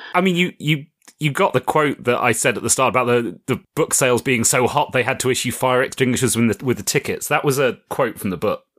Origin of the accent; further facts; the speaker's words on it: United Kingdom; I'm British